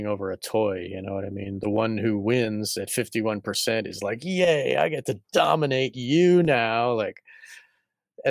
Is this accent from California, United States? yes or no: no; Massachusetts, United States; I was born in Massachusetts